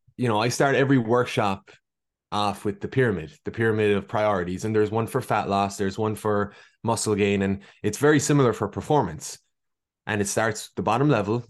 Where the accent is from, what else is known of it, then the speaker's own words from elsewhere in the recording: Ireland; accent: Irish; moved away as an adult; now in Boston, United States; as you can hear from my accent, hailing from Ireland. I spent most of my life there, although I was born in Boston